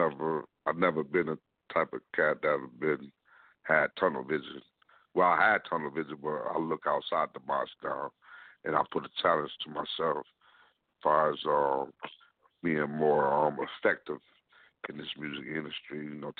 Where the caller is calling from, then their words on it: Lansing, Michigan, United States; I'm calling from Lansing, Michigan